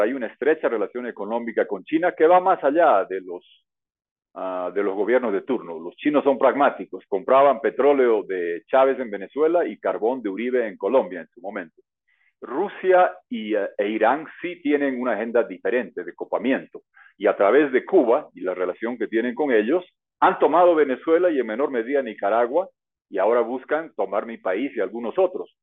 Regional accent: Bolivia; mi país Bolivia

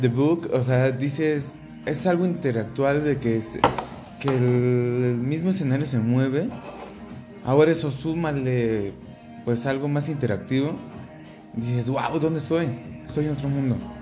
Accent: Mexico; pues de México

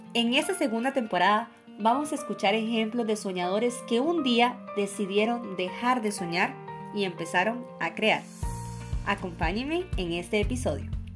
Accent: Costa Rica; moved away as an adult; now in Russia; yo salí de Costa Rica por el hecho de, lo mismo, de que estaba buscando una carrera

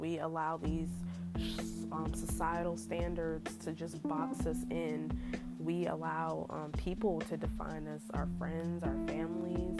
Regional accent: Raleigh, North Carolina, United States; born or raised there

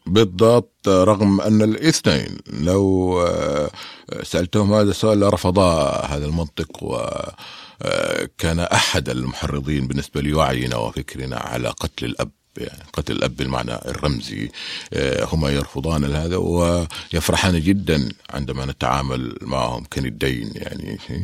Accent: Mecca and Taif, Makkah Province, Saudi Arabia; also born or lived in Medina; أنا ولدت ونشأت ولدت في الطائف ونشأت ما بين مكة والطائف

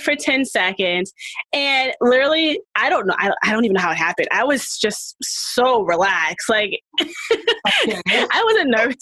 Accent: Boston, Massachusetts, United States; now in Marlborough, United States; I am from Boston, Massachusetts. I was born in Boston, Massachusetts, but I live in Marlboro, Mass.

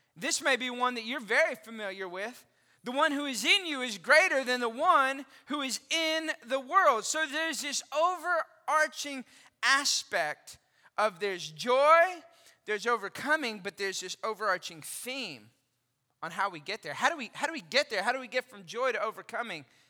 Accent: Austin, Texas, United States; now in McKinney, United States; I grew up in Austin

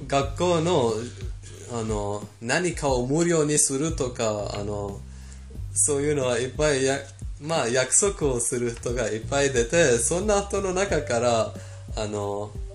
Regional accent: Iran; born or raised there; Japanese is a second language; moved away

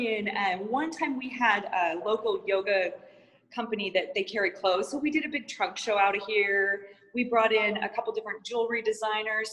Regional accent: Missoula, Montana, United States; moved away as an adult; also born or lived in San Diego, California; now in Phoenix, United States; I grew up in uh, Missoula, Montana. spent my first 18 years there

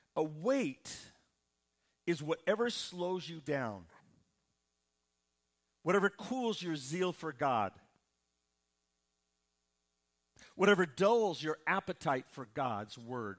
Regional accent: Midwest, United States; Growing up in the Midwest

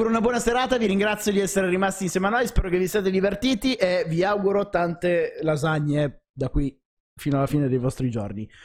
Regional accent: Apulia, Italy; io sono pugliese, a me piacciono più i panzerotti degli arancini

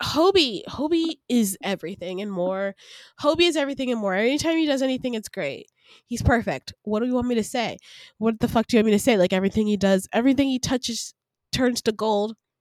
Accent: Decatur, Georgia, United States; also born or lived in Atlanta, Georgia / Grayson, Georgia; I was born in Atlanta, Georgia, raised in Decatur, Georgia, and then my parents moved me to the suburbs in Grayson, Georgia

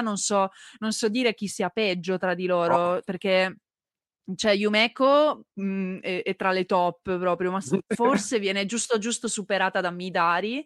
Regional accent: Turin, Piedmont, Italy; now in Veneto, Italy; io in realtà sono torinese

